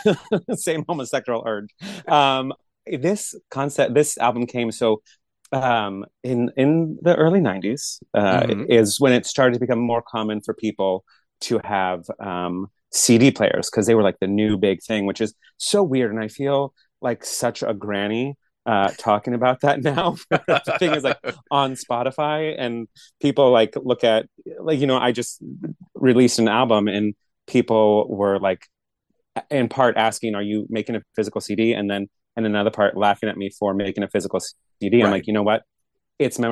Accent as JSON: {"language": "English", "area": "San Francisco Bay Area", "region": "California", "country": "United States", "tie": "born or raised there", "said": "we're from the San Francisco Bay Area"}